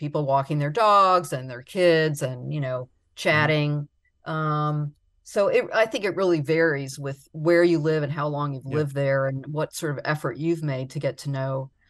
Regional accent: Palmetto Bay, Florida, United States; I grew up in Palmetto Bay.

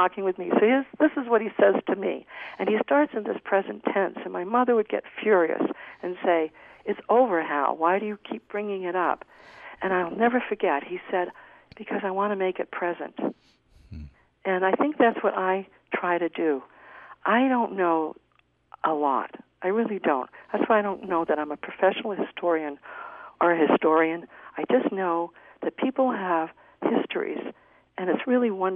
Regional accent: Orono, Maine, United States; also born or lived in Boston, Massachusetts / Portland, Maine; now in Utah, United States; I grew up possibly as a minority in Orono, Maine.

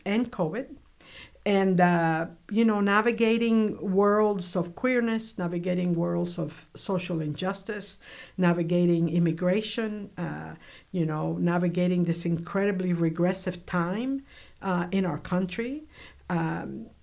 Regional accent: Cuba; now in United States; I grew up in Cuba during the Cuban Revolution, so I have all that in my blood

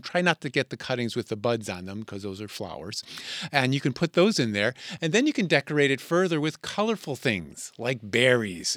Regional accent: Connecticut, United States; when I was a boy growing up in Connecticut

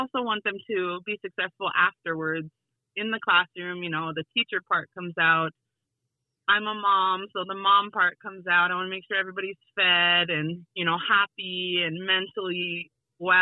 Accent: Wolf Creek, South Dakota, United States; also born or lived in Pine Ridge, South Dakota; I grew up next door to Wolf Creek School

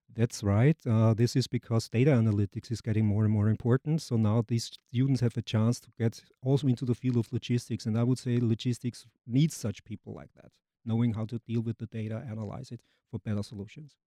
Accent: Vienna, Austria; moved away as an adult; also born or lived in Germany / Denmark; now in Jacksonville, United States; I'm from Austria, native Austrian, from Vienna

